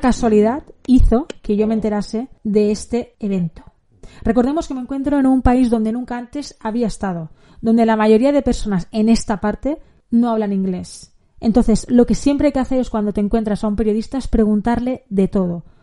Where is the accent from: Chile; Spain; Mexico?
Spain; soy periodista española freelance